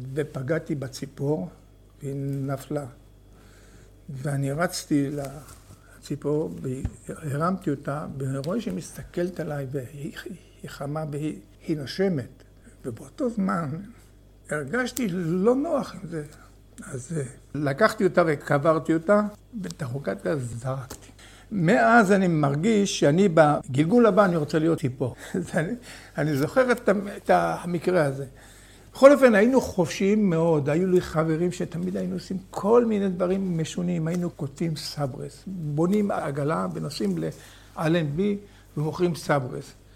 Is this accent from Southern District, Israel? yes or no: no; Hatikva Quarter / Kibbutz Gesher HaZiv, Northern District, Israel; also born or lived in Kiryat Haim; אני נולדתי בשכונת התקווה וגדלתי שם ולמדתי בתלמוד תורה